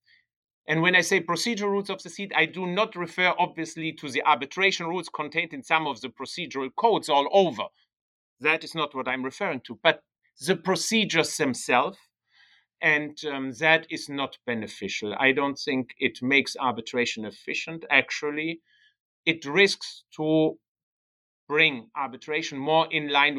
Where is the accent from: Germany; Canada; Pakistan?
Germany; accent: German; first language German; English is a second language; moved away as an adult; also born or lived in Bologna, Italy / Netherlands; My native language is German. So I was born in Germany, even though I'm an Italian citizen. I was born in Germany and grew up in Germany for the first 19 years of my life.